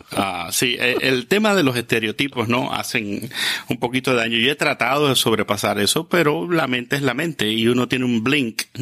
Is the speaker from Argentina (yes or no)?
no; Cuba; moved away as an adult; also born or lived in Quito, Ecuador; Salí a los 21 años de Cuba, eh, después de haber terminado